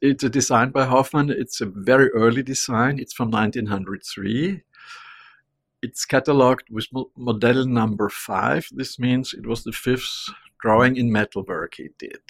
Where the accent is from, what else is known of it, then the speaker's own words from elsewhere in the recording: Vienna, Austria; I'm from Vienna, I'm a little Viennese, I was born there.